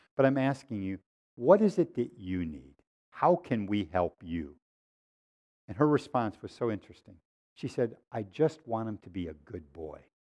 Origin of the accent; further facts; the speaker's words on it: Waterloo, New York, United States; growing up in Waterloo, New York